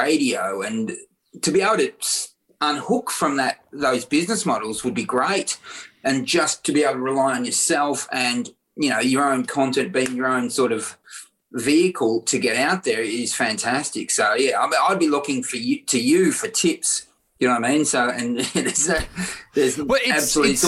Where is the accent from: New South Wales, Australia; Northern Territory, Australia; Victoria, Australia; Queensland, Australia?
Victoria, Australia; when I was 12, you know, I was growing up in Victoria